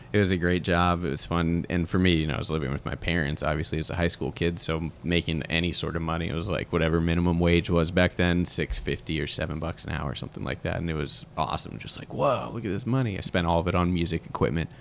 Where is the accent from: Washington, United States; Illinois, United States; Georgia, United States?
Georgia, United States; Sandy Springs; also born or lived in Pittsburgh; technically Sandy Springs, but kinda off Roswell Road, closer to Buckhead.